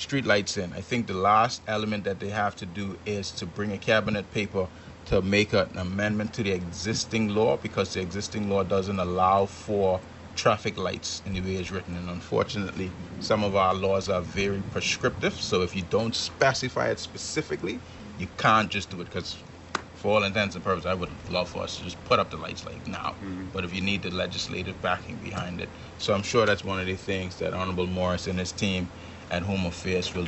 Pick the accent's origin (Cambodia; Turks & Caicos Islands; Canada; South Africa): Turks & Caicos Islands; Kew, North Caicos; my hometown of Q, North Caicos.